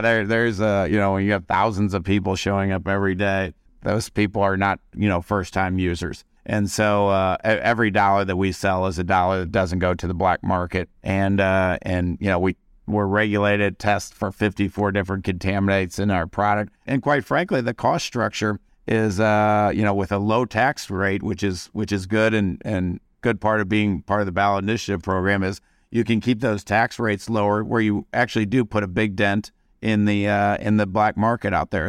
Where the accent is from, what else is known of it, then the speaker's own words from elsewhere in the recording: St. Louis, Missouri, United States; also born or lived in Las Vegas / California; now in Kansas City, United States; we came back to the Midwest where, uh, we were born and raised in Saint Louis, and both live in Kansas City now